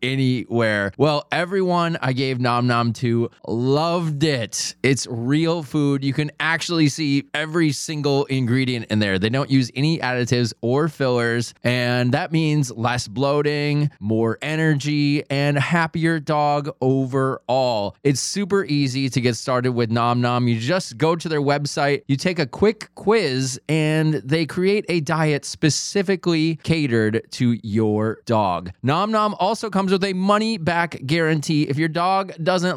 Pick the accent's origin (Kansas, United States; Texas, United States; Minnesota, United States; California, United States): Minnesota, United States; accent: Minnesota; He is from my home state of Minnesota